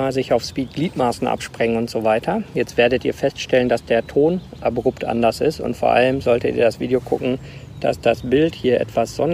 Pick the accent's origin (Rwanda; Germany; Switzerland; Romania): Rwanda; Ruanda aufgewachsen. Meine Mutter hat das Krankenhaus von Mukoma geleitet.